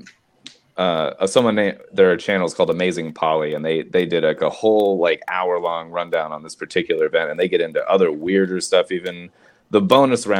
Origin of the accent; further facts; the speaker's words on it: Florida, United States; I grew up in Florida